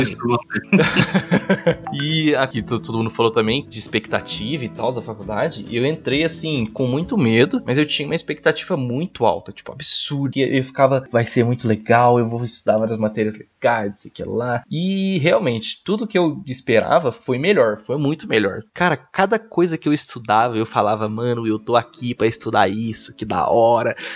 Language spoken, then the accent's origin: Portuguese; Minas Gerais, Brazil; now in São Paulo, Brazil; eu sou de outro estado, né? sou lá de Binas então é, imagina, bicho, você saiu de uma cidade pequenininha